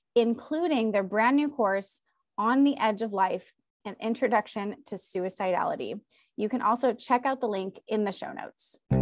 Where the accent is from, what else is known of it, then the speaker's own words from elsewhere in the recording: California, United States; I'm proud of my home state of California